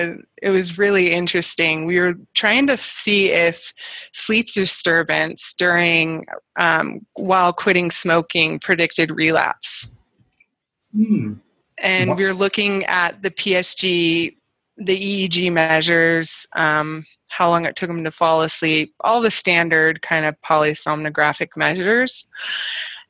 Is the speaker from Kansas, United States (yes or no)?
no; Spokane, Washington, United States; accent: North American; moved away as an adult; now in Canada; I grew up there.